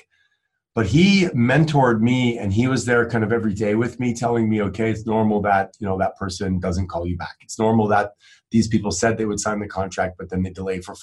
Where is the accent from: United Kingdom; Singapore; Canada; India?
Canada; Quebec; now in Phoenix, United States; growing up in Canada